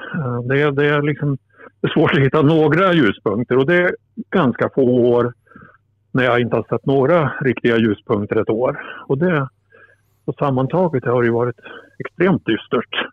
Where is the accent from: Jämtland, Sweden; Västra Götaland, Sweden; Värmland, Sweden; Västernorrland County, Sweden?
Västernorrland County, Sweden; Alnö; började åka själv in från Alnö där jag växte upp för att se matcher